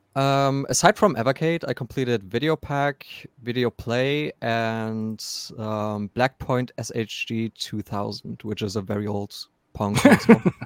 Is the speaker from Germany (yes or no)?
yes; Germany; I'm from Germany